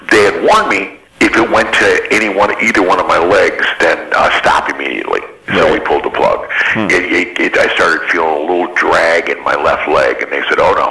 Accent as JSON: {"language": "English", "town": "Ann Arbor", "region": "Michigan", "country": "United States", "tie": "born or raised there", "also_born_or_lived": "Detroit, Michigan", "said": "I was from Detroit, you know, and, and via Ann Arbor, where I grew up. I moved there when I was five."}